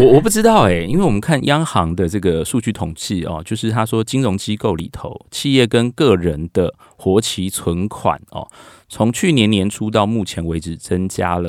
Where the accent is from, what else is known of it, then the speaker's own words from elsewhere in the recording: Taipei, Taiwan; 例如说我的我们台北人到桃园去买